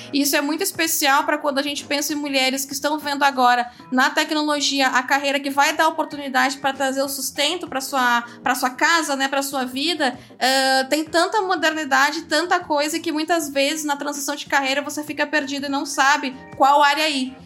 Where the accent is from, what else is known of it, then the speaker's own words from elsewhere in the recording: interior of Rio Grande do Sul, Brazil; cidades do interior, que é de onde eu venho lá do Grande do Sul